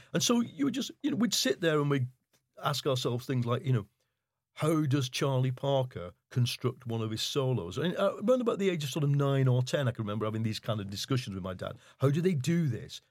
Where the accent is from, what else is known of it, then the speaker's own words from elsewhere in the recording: Leigh, North West England, United Kingdom; So I grew up in Lee, in Lancashire. Um, it's part of Wigan